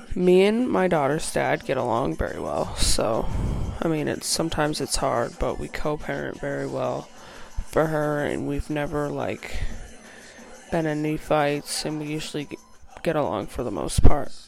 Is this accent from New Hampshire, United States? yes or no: yes; New Hampshire, United States; I'm from New Hampshire, have lived in the same small town my whole life.